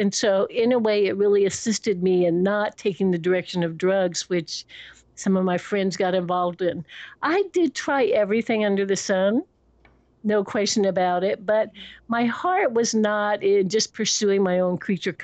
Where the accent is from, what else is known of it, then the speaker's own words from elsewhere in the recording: Washington, District of Columbia, United States; moved away; also born or lived in Connecticut / San Francisco; I was born in George Washington Hospital in Washington, D.C.